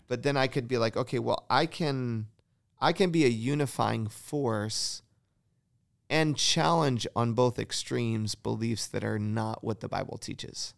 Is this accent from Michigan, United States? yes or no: yes; Michigan, United States; moved away; I grew up in Michigan